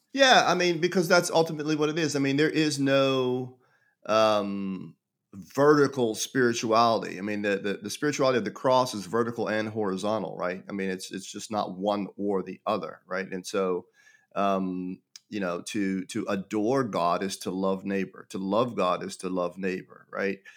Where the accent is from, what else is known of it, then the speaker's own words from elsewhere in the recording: Pittsburgh, Pennsylvania, United States; I was born and raised in Pittsburgh, Pennsylvania